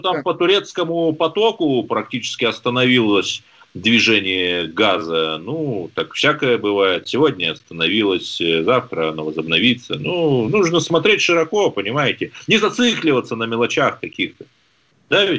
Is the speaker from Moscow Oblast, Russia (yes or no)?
yes; Lyubertsy, Moscow Oblast, Russia; Я же из Люберца